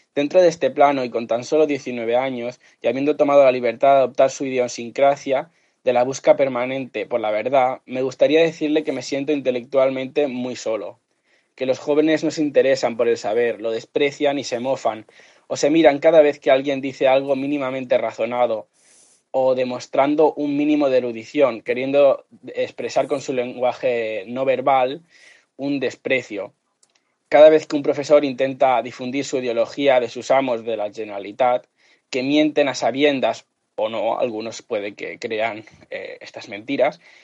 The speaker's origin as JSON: {"language": "Spanish", "town": "L'Hospitalet de Llobregat", "region": "Catalonia", "country": "Spain", "said": "de Cataluña"}